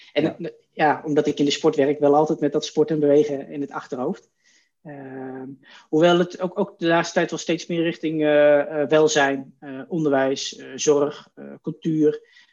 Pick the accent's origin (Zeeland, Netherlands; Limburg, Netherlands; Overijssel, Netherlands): Overijssel, Netherlands; Wierden; also born or lived in Oldenbroek; now in Zwolle, Netherlands; officieel uit Oldenbroek, vlakbij Zolle. Daar ben ik geboren, maar eigenlijk mijn hele jeugd opgegroeid in Wierden. Dat is in, uh, in Twente, eh, vlakbij Almelo.